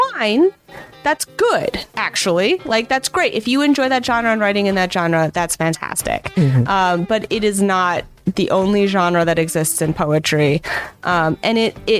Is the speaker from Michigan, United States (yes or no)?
yes; Michigan, United States; I grew up in Michigan